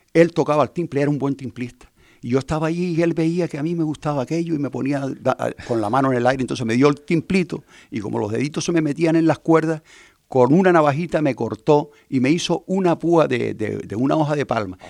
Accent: Puerto del Rosario, Canary Islands, Spain; En Puerto nos criamos en el entorno familiar de la Gallarra del Gofio, un pueblo marinero, pesquero

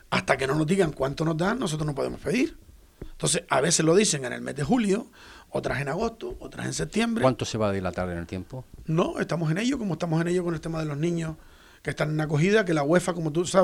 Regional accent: Fuerteventura, Canary Islands, Spain; yo soy majorero. Tengo tres nietos majoreros. Vivo aquí.

